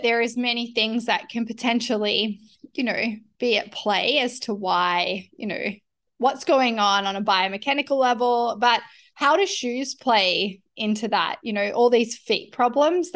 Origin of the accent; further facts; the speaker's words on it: Australia; moved away as an adult; growing up in Australia, we were barefoot all of the time